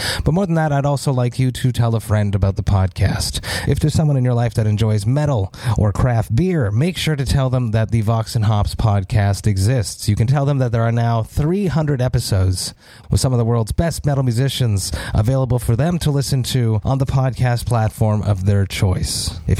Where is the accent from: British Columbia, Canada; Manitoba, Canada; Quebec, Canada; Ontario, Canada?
Quebec, Canada; Montreal; my hometown of Montreal